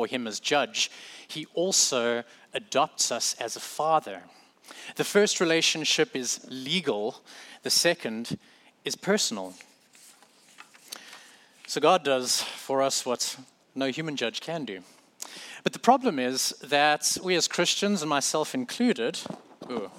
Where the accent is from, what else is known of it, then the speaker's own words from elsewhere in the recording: South Africa; moved away as an adult; now in United States; I'm from South Africa